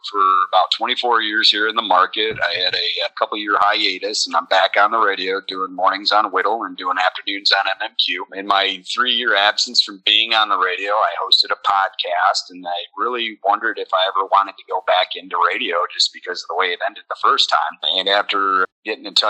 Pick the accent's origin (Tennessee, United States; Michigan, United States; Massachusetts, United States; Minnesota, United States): Michigan, United States; St. Joseph; born or raised there; moved away as an adult; also born or lived in Evanston, Illinois / Lansing area, Michigan